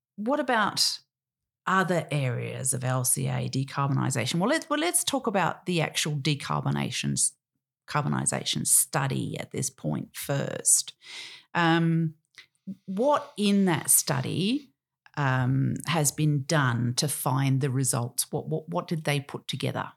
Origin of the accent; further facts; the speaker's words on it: Australia; as an Australian